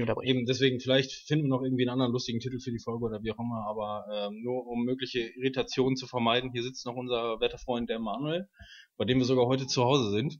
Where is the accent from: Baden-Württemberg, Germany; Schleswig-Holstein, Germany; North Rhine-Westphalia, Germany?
North Rhine-Westphalia, Germany; Waltrop; Ich bin 27, wohne in Waltrop